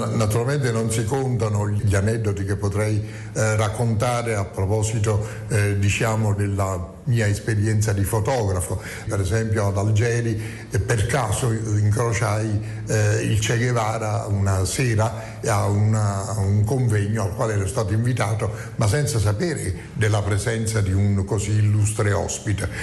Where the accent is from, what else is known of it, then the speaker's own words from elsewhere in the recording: Naples, Campania, Italy; moved away as an adult; la città in cui eravamo eh, nati